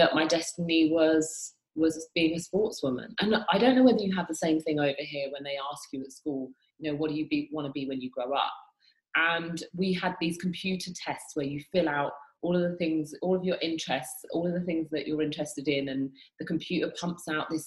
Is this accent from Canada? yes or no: no; United Kingdom; moved away; I'm from the UK, I'm British.